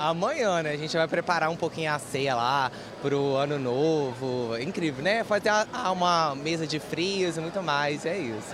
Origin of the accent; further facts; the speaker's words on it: Fervedouro, Minas Gerais, Brazil; Sou de Fervedouro, Minas Gerais.